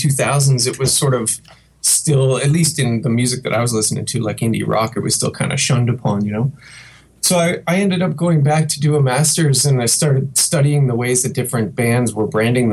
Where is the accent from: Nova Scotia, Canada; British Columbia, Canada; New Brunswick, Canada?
New Brunswick, Canada; Fredericton; also born or lived in Montreal; now in Madison, United States; Originally, I grew up in Fredericton, New Brunswick, on the east coast of Canada.